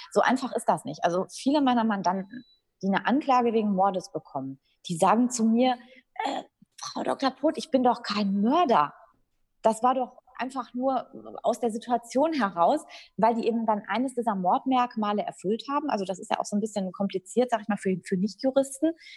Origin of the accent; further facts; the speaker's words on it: Dortmund, North Rhine-Westphalia, Germany; also born or lived in Frankfurt am Main / Münster; ich bin in Dortmund geboren, auch aufgewachsen